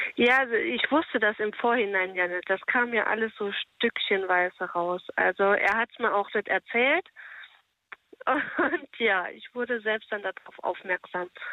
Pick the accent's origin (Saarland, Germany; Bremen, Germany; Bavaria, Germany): Saarland, Germany; Ich komme aus dem Saarland